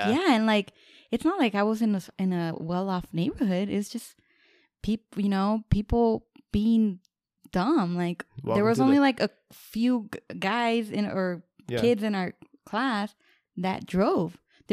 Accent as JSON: {"language": "English", "region": "Southwest", "country": "United States", "tie": "born or raised there", "said": "And then I lived, I grew up in the Southwest or whatever."}